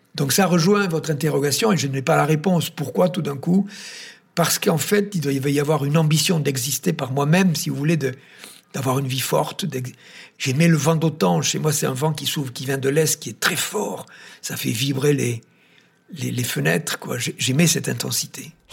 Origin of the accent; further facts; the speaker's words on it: Tarn, Occitania, France; je suis originaire du Tarn